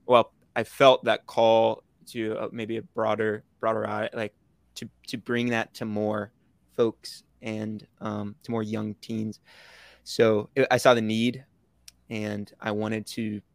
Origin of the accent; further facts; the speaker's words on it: Orlando, Florida, United States; I'm from Orlando, Florida